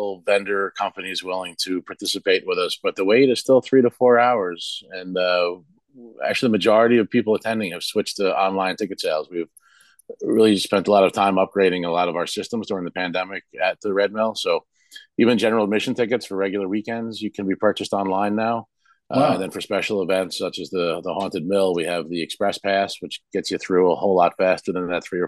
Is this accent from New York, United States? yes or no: no; Mountainside, New Jersey, United States; also born or lived in Harding Township, New Jersey / Bethlehem Township, Hunterdon County, New Jersey; I grew up in Mountainside and Harding Township, just outside of Marstown.